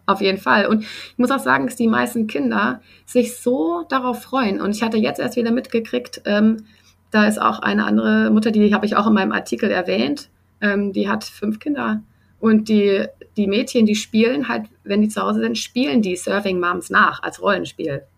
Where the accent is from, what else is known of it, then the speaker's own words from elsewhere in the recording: Germany; now in Sydney, Australia; bei uns in Deutschland